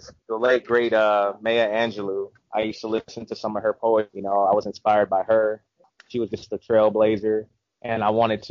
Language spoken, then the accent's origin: English; Vallejo, California, United States; moved away as an adult; now in Jacksonville, United States; I'm from Vallejo, California